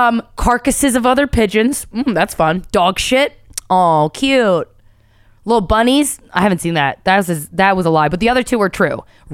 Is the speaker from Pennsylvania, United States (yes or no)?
yes; Philadelphia, Pennsylvania, United States; accent: Philly; Now, see, my Philly accent melds with the Canada accent too much, and it doesn't work out.